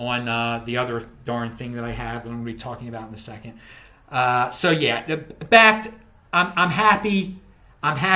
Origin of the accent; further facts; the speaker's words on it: United States; I'm an American